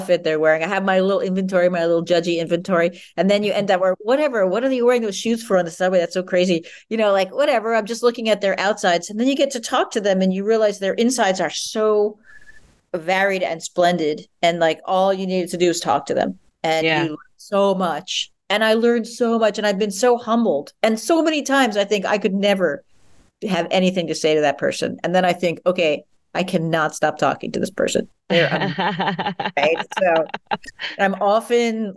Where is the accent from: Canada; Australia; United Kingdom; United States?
United States; New York; growing up in New York, being in New York for most of my adult life